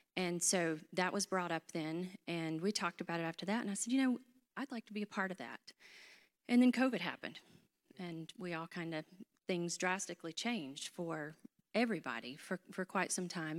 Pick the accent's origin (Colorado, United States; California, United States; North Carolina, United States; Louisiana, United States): North Carolina, United States; Hickory; accent: North Carolina; am from North Carolina. I grew up in Hickory